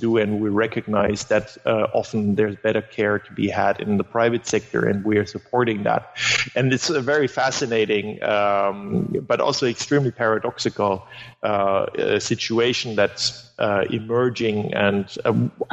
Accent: Germany; first language German; English is a second language; moved away; German is my mother tongue

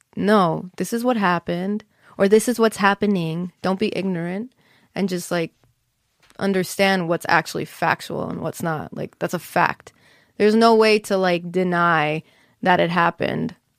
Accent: Monsey, New York, United States; also born or lived in Englewood, New Jersey; I was raised in Muncie, New York.

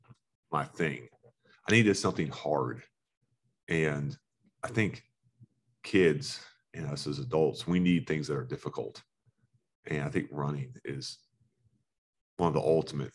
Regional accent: Florida, United States; Growing up in Florida

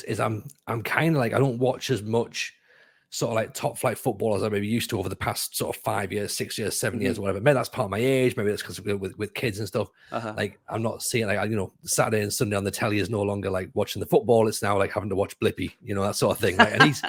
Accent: Sunderland, North East England, United Kingdom; I was raised on the Fulwell end at Sunderland.

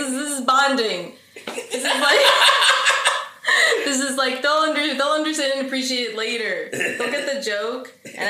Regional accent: New Jersey, United States; we said we're from Jersey, so we're near New York City

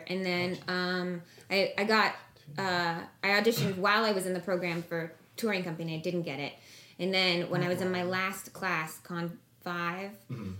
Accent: Toronto, Ontario, Canada; And I'm from Toronto

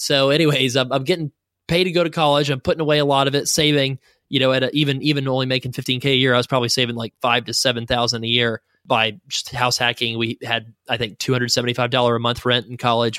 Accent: the South, United States; now in Saint Louis, United States; I'm from the South

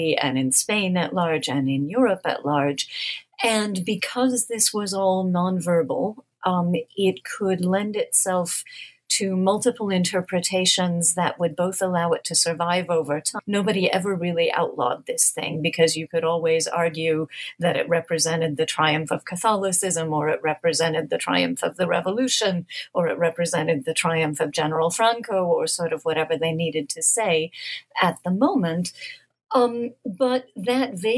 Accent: United States; as an American

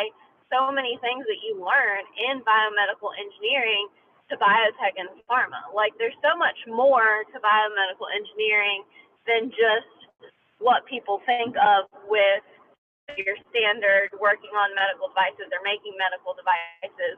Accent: North Carolina, United States; I was born and raised in North Carolina, and I don't intend, you know, on leaving North Carolina.

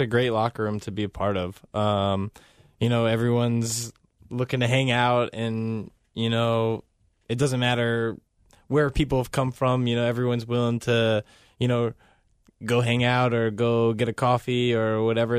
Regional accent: Cincinnati, Ohio, United States; born or raised there; moved away as an adult; also born or lived in Toronto

